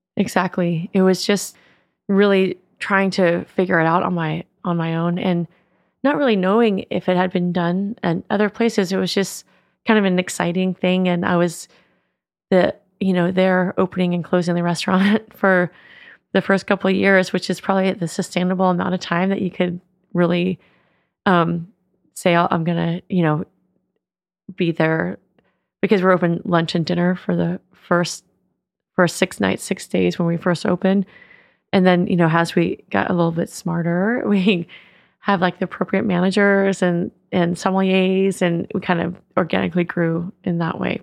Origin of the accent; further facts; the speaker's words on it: West Marin, California, United States; we grew up in West Marin